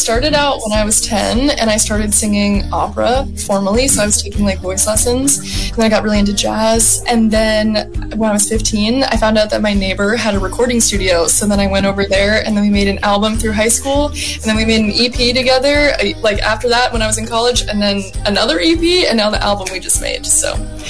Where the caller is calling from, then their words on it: Los Angeles, California, United States; I'm joining us from Los Angeles, and I've been really good.